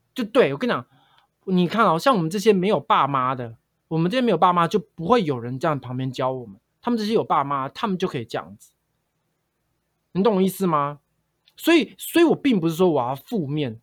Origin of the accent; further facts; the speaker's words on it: Taiwan; 我是在客家庄长大的啊